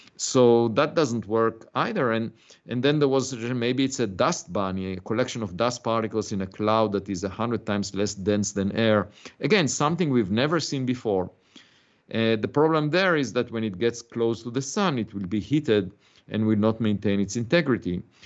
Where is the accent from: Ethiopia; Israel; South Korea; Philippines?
Israel; moved away as an adult; also born or lived in Princeton, United States; now in United States; I was born in Israel. I had to serve in the military